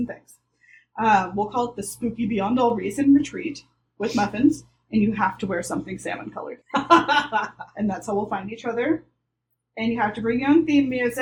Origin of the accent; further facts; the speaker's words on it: the South, United States; I grew up in the South